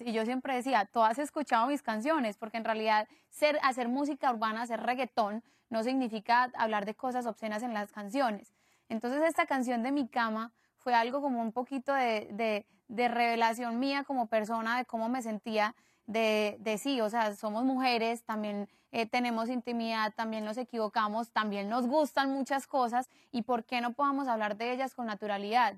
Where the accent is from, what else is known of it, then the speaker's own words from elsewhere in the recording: Medellín, Antioquia, Colombia; somos de Medellín y, y, venimos del mismo país